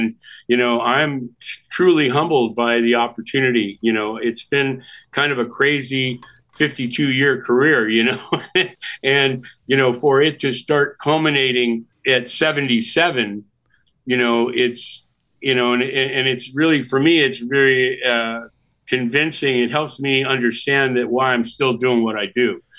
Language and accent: English; Milwaukee, Wisconsin, United States; born there; But I was born in Milwaukee.